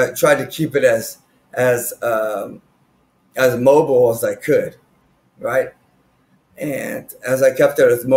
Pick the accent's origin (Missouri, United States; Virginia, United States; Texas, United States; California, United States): Texas, United States; Austin; I've been in from Austin from 1998. My dad got a transfer over here in Coca-Cola, working for Coca. And my mom got a transfer working for the Texas State Senate